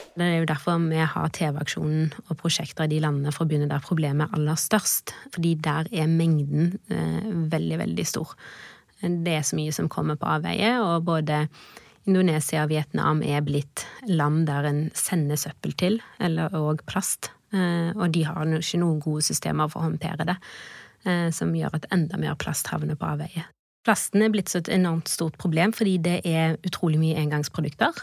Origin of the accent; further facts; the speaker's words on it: Haugesund, Rogaland, Norway; jeg er fra Haugesund, og vi bodde rett ved havet